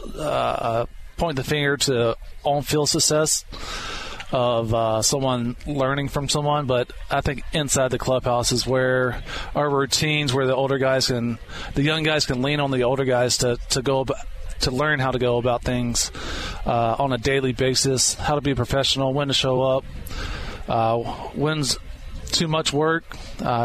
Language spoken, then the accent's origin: English; South Carolina, United States; I grew up in South Carolina